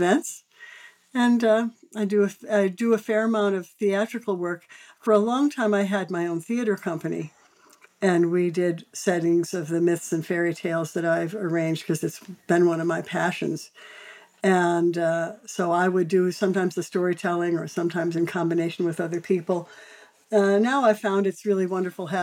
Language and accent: English; Chicago, Illinois, United States; I grew up in Chicago and was in the Chicago Public School